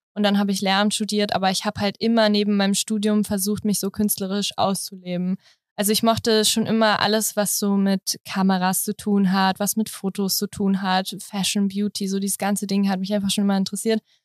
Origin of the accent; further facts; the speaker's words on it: Berlin, Germany; Ich komme aus Berlin. Also ich bin richtige Berlinerin hier.